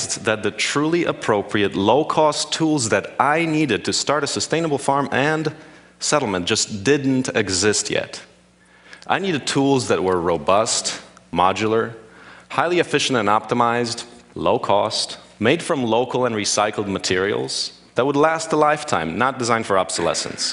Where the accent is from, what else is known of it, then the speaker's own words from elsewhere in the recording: Poland; now in United States; I was born in Poland, now in the US.